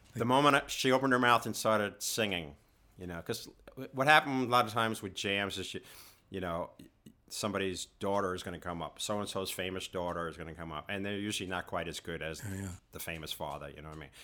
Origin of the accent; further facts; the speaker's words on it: New York City, New York, United States; growing up in Queens and it was a working class society